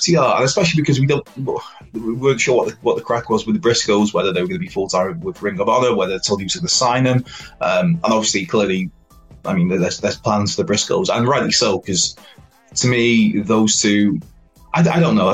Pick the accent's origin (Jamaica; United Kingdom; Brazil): United Kingdom; Wales; As a Welshman